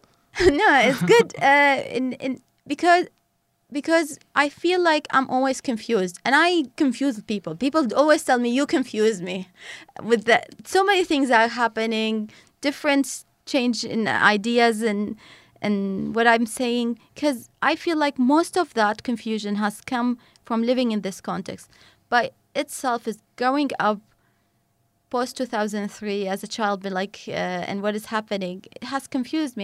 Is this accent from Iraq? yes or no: yes; Najaf, Najaf Governorate, Iraq; I grew up in Najaf, south of the country